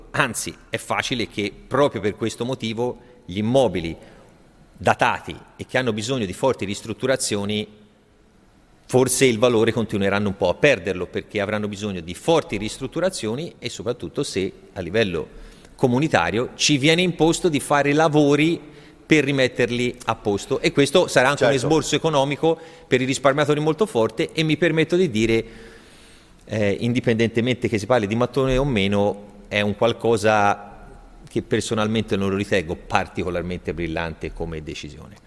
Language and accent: Italian; Italy; siamo cresciuti in Italia